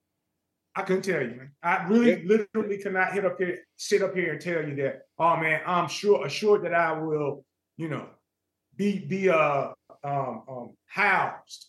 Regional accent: Los Angeles, California, United States; also born or lived in Lynwood, California; my house that I grew up in Los Angeles

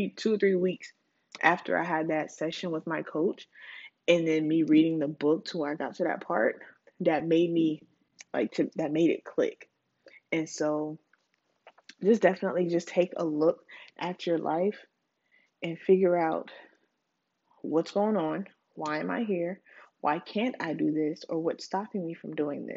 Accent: Charleston, South Carolina, United States; I'm from Charleston

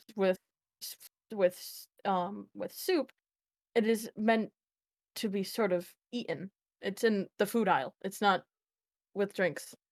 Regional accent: United States; I'm American

